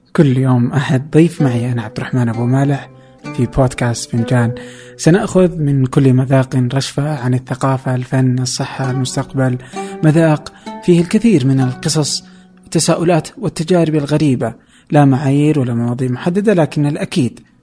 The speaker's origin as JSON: {"language": "Arabic", "country": "Saudi Arabia", "said": "عندنا في السعوديه"}